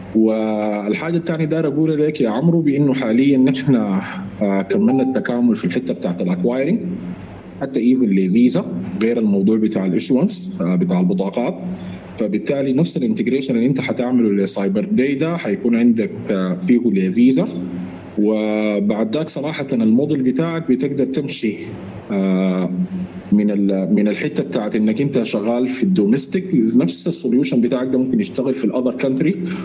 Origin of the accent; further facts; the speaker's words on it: Sudan; نحن كسودانيين